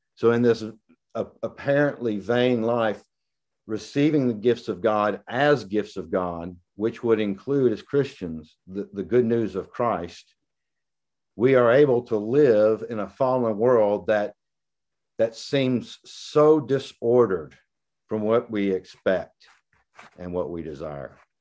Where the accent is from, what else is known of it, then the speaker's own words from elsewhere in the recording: the South, United States; I'm from the South